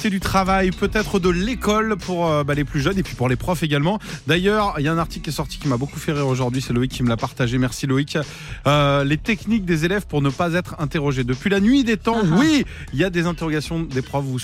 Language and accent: French; Ajaccio, Corsica, France; je viens d'Ajaccio.